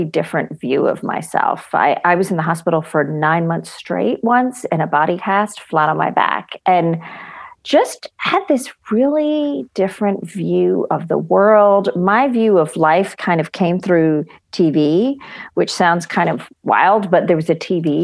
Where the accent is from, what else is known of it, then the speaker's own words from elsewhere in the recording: Chennai, Tamil Nadu, India; My parents are Christians and I grew up in Madras, India